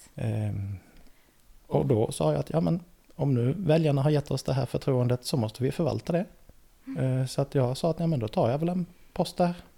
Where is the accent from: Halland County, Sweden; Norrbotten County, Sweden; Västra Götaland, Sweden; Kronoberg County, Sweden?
Halland County, Sweden; Laholm; moved away as an adult; also born or lived in Linköping; now in Värnamo, Sweden; jag är uppväxt eh, utanför Laholm mm. på västkusten